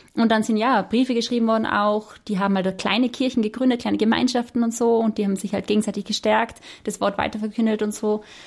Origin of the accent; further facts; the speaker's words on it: Austria; als Österreicherin